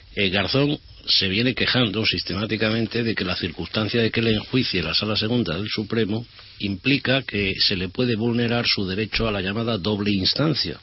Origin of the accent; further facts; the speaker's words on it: Spain; nosotros como españoles